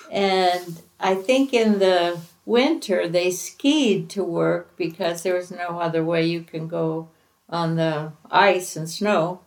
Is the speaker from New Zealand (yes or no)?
no; Finland; I was born in Finland